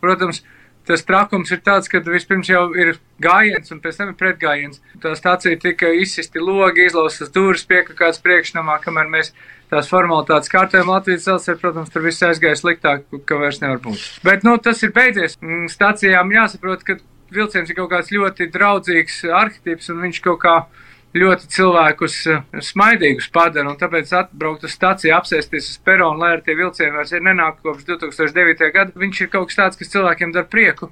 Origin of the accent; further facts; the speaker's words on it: Ērgļi, Vidzeme, Latvia; moved away; es esmu dzimis ēgdos